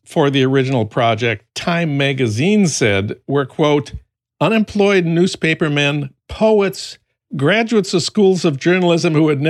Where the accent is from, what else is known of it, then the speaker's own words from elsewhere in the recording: St. Paul, Minnesota, United States; That's news from my hometown of St. Paul